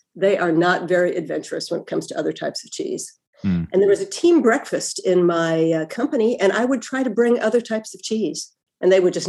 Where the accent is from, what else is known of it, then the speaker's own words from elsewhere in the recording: near Milwaukee, Wisconsin, United States; also born or lived in New York; now in Copenhagen, Denmark; I grew up in Wisconsin, not very far from Milwaukee. That is a very Scandinavian part of the U.S.